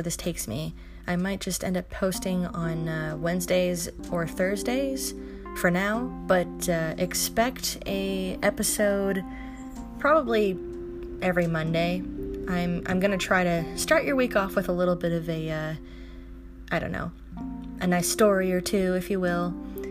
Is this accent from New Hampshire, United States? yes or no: no; Los Angeles, California, United States; moved away as an adult; also born or lived in Bay Area, California; now in Oregon, United States; my dad and I moved to Los Angeles in 2006, where he remarried, and I lived there for 10 years